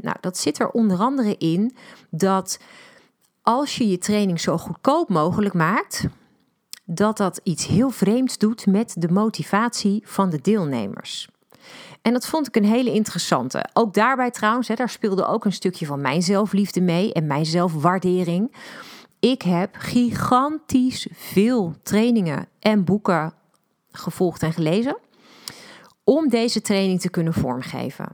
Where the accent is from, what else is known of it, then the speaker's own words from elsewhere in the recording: Netherlands; wij als Nederlanders